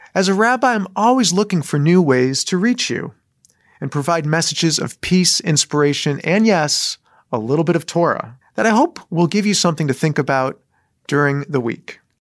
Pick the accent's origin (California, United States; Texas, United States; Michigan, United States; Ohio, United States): Michigan, United States; Southfield; moved away; I grew up in Southfield, Michigan